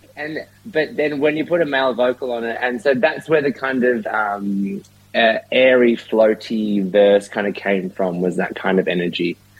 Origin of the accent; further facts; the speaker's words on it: Hunua, Auckland, New Zealand; moved away; I'm from Hunua in the North Island. Oh, tiny little town.